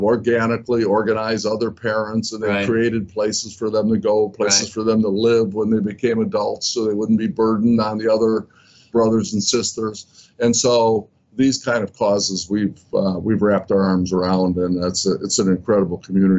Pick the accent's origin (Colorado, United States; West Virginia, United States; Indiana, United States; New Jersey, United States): Indiana, United States; Gary; I was one of three boys in a wonderful household. I grew up in Gary, Indiana. Very, very loving, sort of nurturing kind of environment.